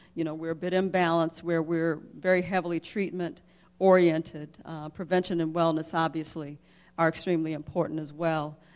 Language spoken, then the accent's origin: English; Jackson, Mississippi, United States; I grew up in the South, I grew up in Jackson, Mississippi